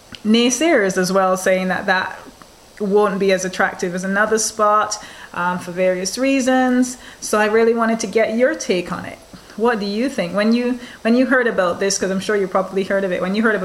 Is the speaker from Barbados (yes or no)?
yes; Barbados; Barbados, my home country